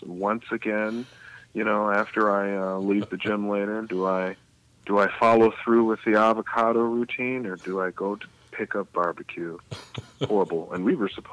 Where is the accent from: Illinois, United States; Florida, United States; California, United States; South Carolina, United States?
Illinois, United States; Chicago; I'm from Chicago